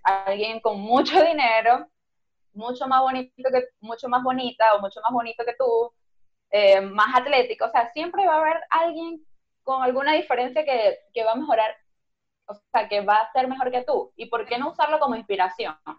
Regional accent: Venezuela; moved away; ahora que somos inmigrantes, que salimos de Venezuela

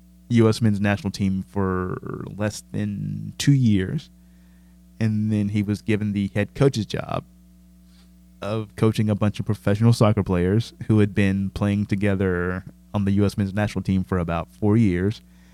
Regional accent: United Kingdom; I'm British. I like studying failure because that's just more interesting.

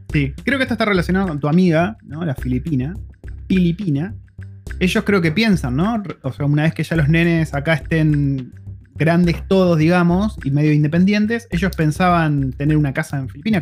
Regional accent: Argentina; moved away as an adult; now in New Zealand; somos una familia argentina viviendo en Nueva Zelanda ya hace más de cuatro años

